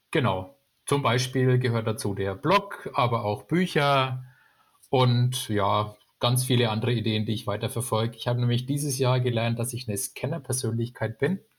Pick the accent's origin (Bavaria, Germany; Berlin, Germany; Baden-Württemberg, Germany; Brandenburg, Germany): Bavaria, Germany; Bamberg; Ich komme aus Bamberg